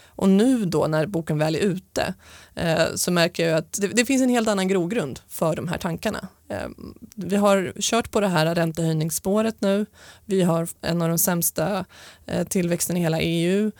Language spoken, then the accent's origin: Swedish; Stockholm, Stockholm County, Sweden; jag är uppvuxen med min mamma i Stockholm